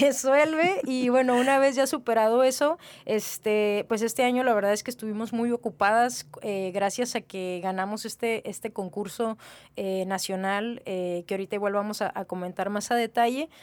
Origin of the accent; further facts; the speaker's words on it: Mexicali, Baja California, Mexico; yo soy de Naí, este, 100% cachanilla